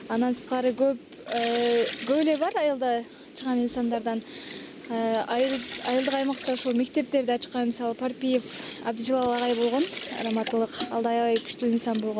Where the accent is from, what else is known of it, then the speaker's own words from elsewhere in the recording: Kyrgyz-Ata, Osh Region, Kyrgyzstan; айылыбыз негизи төрт беш айылдан турат мисалы участкаларга бөлүнөт да ак булак кыргыз ата кыргыз ата негизи бөлүнүп кетет ак булак борко көтөрмө сталин депчи